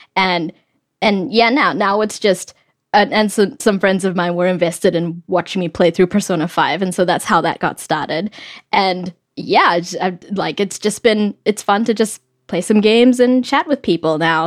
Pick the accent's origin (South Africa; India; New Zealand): New Zealand; moved away as an adult; now in United States; I grew up in New Zealand, and I moved to the US about eight years ago